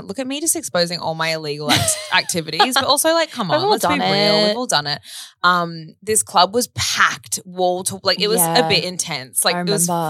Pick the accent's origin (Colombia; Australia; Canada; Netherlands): Australia; accent: Australian; They love our accents.